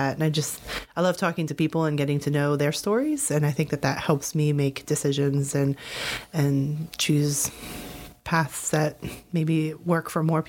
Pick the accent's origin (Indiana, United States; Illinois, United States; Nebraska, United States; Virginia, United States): Virginia, United States; Fairfax County; also born or lived in Fredericksburg, Virginia / Poughkeepsie, New York / Japan; I grew up in Fairfax County, Virginia, so just down the street, not too far from here.